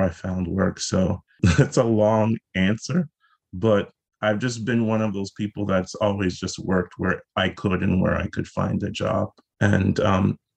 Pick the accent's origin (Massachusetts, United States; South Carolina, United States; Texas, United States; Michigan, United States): South Carolina, United States; now in Baltimore, United States; growing up in South Carolina